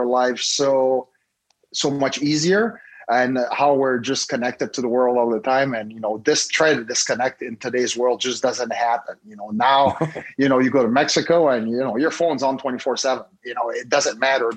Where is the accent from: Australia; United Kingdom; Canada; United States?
Canada; Montreal, Quebec; moved away as an adult; I'm from Montreal, Canada.